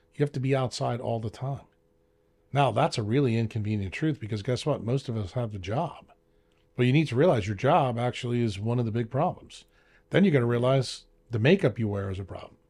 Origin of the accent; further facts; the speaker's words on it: New York, United States; I'm from New York.